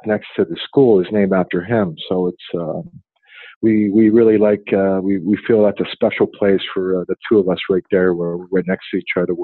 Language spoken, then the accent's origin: English; Montreal, Quebec, Canada; moved away; That's my hometown right there.